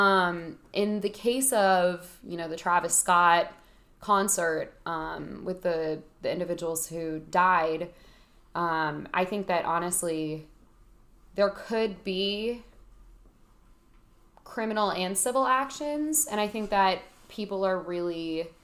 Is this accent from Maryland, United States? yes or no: no; Connecticut, United States; I'm from Connecticut.